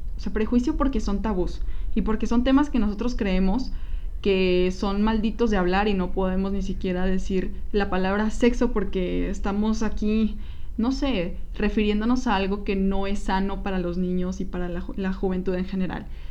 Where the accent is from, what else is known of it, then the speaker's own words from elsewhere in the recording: Coahuila, Mexico; now in Guadalajara, Mexico; nosotros somos de Coahuila, somos del norte